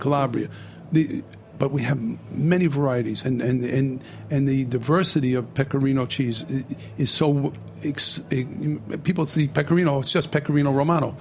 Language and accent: English; New York City, New York, United States; also born or lived in Bay Ridge, Brooklyn; So I grew up in Bensonhurst, Brooklyn.